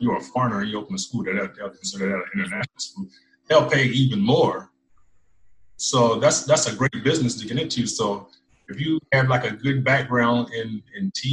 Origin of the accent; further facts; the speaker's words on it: United States; I'm American